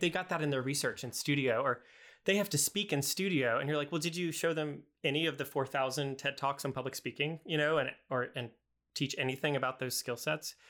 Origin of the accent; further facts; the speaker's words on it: the South, United States; I'm from the South